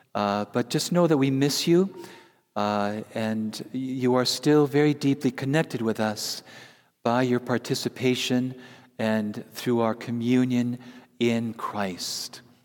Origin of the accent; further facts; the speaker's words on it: Wisconsin, United States; I'm from Wisconsin